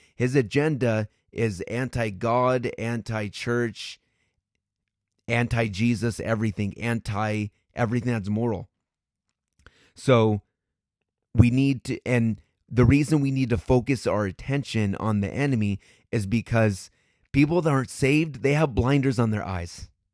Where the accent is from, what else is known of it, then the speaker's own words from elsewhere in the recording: United States; as a American